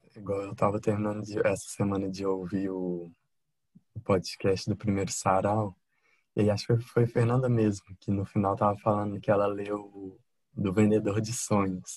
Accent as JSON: {"language": "Portuguese", "town": "Divinópolis", "region": "Minas Gerais", "country": "Brazil", "said": "Divinópolis, Minas Gerais"}